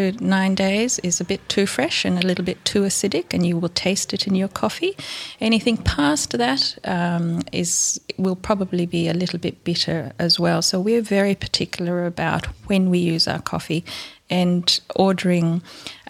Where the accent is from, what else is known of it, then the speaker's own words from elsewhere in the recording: Ethiopia; also born or lived in India; now in Launceston, Australia; I was born and grew up in Ethiopia